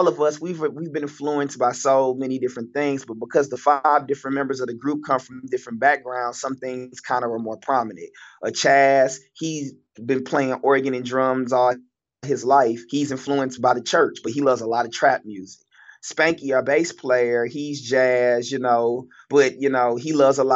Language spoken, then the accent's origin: English; University City, Missouri, United States; growing up in University City for most of my life